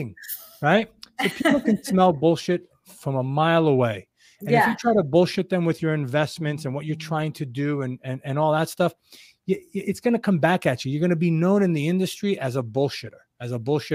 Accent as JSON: {"language": "English", "region": "New York", "country": "United States", "said": "I'm this New Yorker kid"}